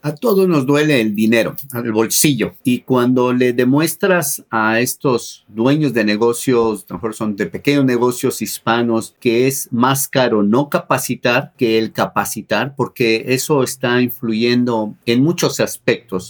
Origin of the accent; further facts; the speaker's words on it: Mexico; moved away as an adult; now in United States; yo soy originario de México, allá estudié ingeniero químico industrial